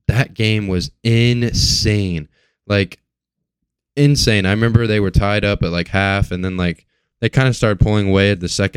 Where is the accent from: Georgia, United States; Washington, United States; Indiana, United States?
Indiana, United States; Terre Haute; moved away; I'm originally from Terre Haute, Indiana.